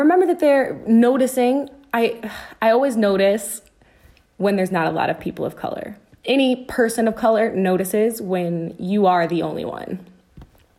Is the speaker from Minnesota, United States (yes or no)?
no; Cleveland Heights, Ohio, United States; I was born and raised in Cleveland Heights, Ohio